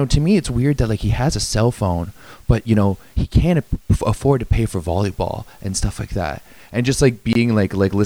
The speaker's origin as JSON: {"language": "English", "town": "Ottawa", "region": "Ontario", "country": "Canada", "tie": "born or raised there", "said": "I grew up playing in Ottawa"}